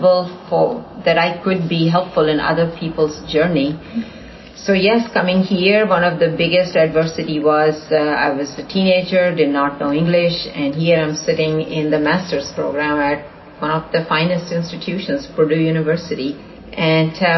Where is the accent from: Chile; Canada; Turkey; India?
India; now in Houston, United States; growing up in India, in a fairly conservative environment